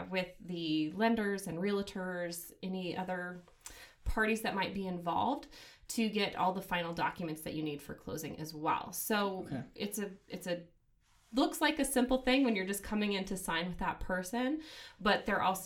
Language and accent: English; Missoula, Montana, United States; also born or lived in Bozeman; I am from Missoula here originally, grew up here, moved to Bozeman for school